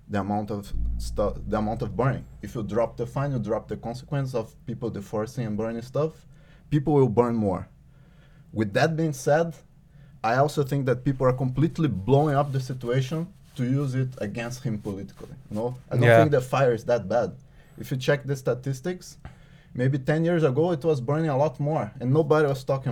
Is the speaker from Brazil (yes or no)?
yes; Juiz de Fora, Minas Gerais, Brazil; born or raised there; now in Norway